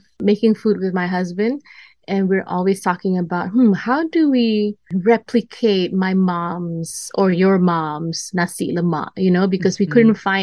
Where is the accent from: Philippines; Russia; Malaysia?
Malaysia; Perlis; now in Los Angeles, United States; So I grew up in Perlis, which is like the border of Malaysia and Thailand.